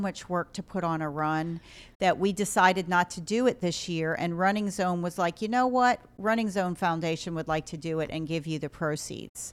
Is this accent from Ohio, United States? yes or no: yes; Ohio, United States; moved away as an adult; also born or lived in South Carolina / Rhode Island; I'm from Ohio